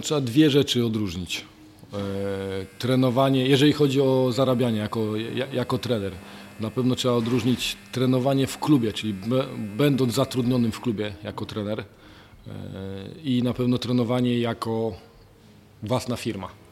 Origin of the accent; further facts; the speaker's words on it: Lubań, Lower Silesian Voivodeship, Poland; pochodzę z małej miejscowości, z Lubania